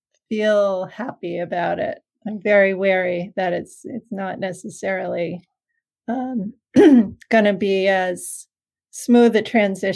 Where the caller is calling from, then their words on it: Hastings-on-Hudson, New York, United States; I'm calling from my house, which is in a little town called Hastings on Hudson, New York. It's just about 10 miles north of the Bronx, so just outside of New York City.